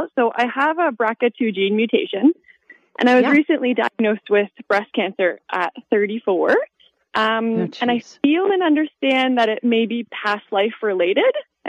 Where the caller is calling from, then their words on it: Ontario, Canada; I'm just north of Toronto by Lake Simcoe in Ontario.